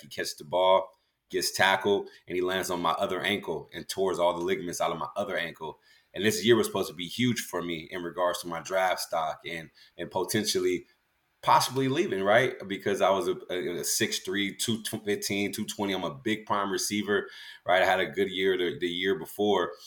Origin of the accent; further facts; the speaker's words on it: California, United States; also born or lived in Galveston, Texas; I was born in Galveston, raised in California